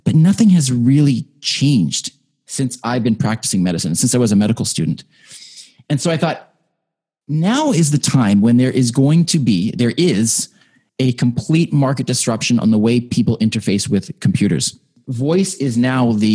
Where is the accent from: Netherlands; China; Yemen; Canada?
Canada; I am very proud of that as a Canadian